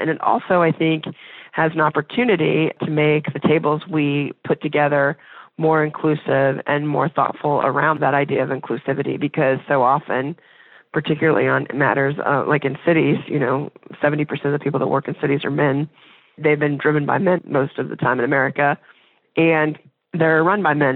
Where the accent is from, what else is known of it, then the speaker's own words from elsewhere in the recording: Indiana, United States; moved away as an adult; now in Dayton, United States; I'm from Indiana, and when I decided to go to U D, my parents, they weren't, like, crazy about me going over to Ohio